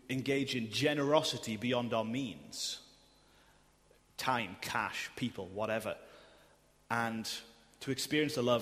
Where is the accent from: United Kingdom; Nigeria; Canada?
United Kingdom; I'm clothed in Christ and I'm still British.